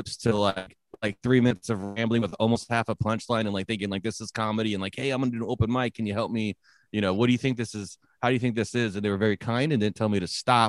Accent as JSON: {"language": "English", "town": "San Jose", "region": "California", "country": "United States", "tie": "born or raised there", "also_born_or_lived": "Northwest US / Samoa / Oregon", "moved": "yes", "lives_now": "Nampa, United States", "said": "I grew up in San Jose, California"}